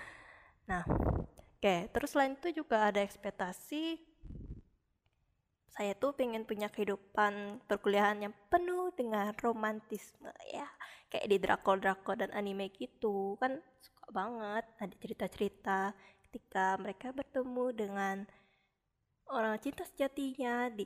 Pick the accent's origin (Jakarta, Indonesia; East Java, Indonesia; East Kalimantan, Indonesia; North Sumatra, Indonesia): East Kalimantan, Indonesia; Samarinda; Saya berasal dari Samarinda.